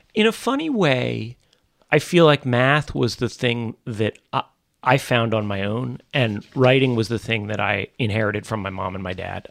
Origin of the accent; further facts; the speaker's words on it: New York City suburbs, United States; also born or lived in Manhattan, New York; I was born in Manhattan. Um, uh, I'm a third generation born in New York City, but then mostly grew up out in the suburbs